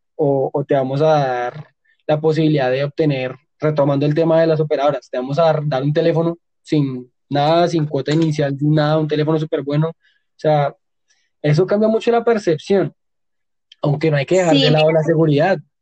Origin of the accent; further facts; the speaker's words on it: Colombia; nosotros como colombianos